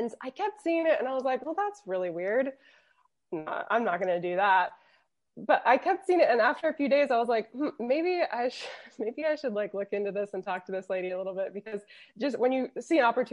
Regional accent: Florida, United States; moved away as an adult; also born or lived in London / Interlaken; now in Switzerland; I'm from Florida. Florida's very, very flat

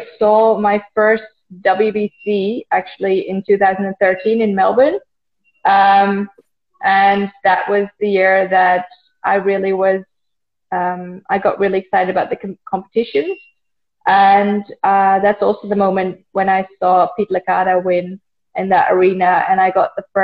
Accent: Netherlands; in the Netherlands. It was in my hometown

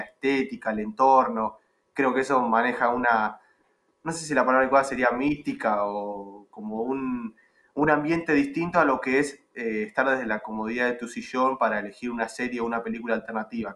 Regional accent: Argentina; dentro de Argentina me muevo por algún otro lado que no sea acá

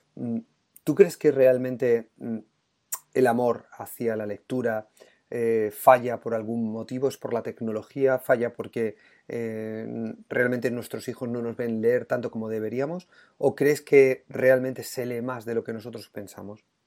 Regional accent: Puertollano, Castilla-La Mancha, Spain; somos manchegos los dos, tú de Argamasilla de Alba y yo de Puerto Llano

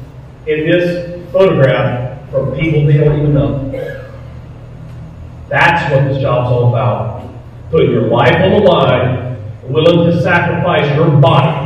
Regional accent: Winston-Salem, North Carolina, United States; moved away as an adult; also born or lived in New York City; now in Thomasville, United States; I grew up in Winston-Salem, North Carolina

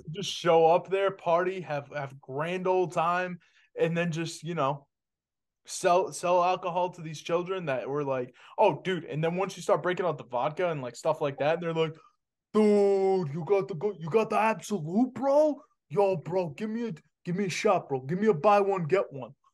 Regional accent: Boston, Massachusetts, United States; I'm from Boston. I grew up with Paul Pierce

